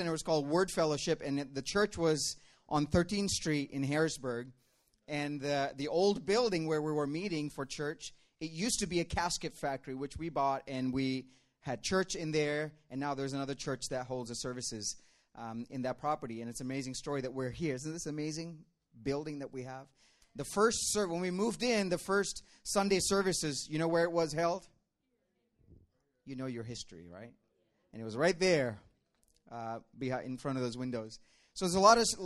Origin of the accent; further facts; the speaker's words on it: Dubai, United Arab Emirates; moved away as an adult; also born or lived in India; now in Pennsylvania, United States; I'm from India originally. I was born in India, but I grew up in Dubai